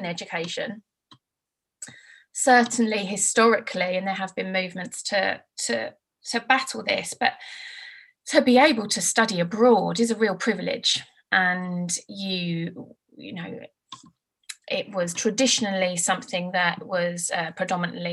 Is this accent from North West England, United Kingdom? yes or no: no; Brentwood, East of England, United Kingdom; also born or lived in Birmingham / California / London / Leigh-on-Sea; I grew up in Brentwood